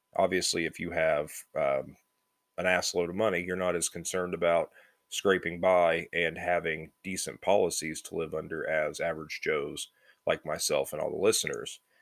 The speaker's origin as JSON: {"language": "English", "country": "United States", "said": "We're American"}